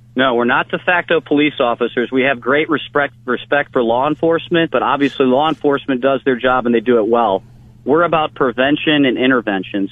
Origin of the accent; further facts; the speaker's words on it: Olmsted Falls, Ohio, United States; also born or lived in Cleveland, Ohio; I was born in Cleveland, Ohio. I was raised in Olmsted Falls.